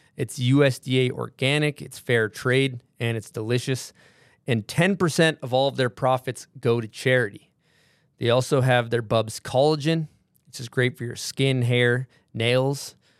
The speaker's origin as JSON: {"language": "English", "region": "Massachusetts", "country": "United States", "said": "I'm from Massachusetts"}